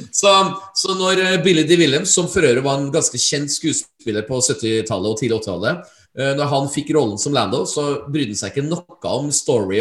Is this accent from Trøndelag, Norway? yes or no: yes; Trøndelag, Norway; jeg som trønder